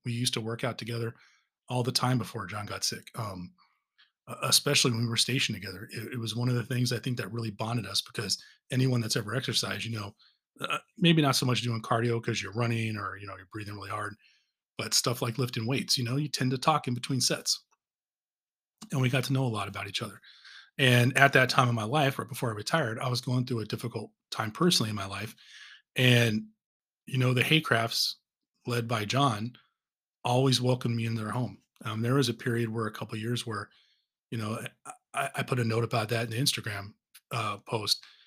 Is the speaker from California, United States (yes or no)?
yes; Southern California, United States; moved away; I'm originally from Southern California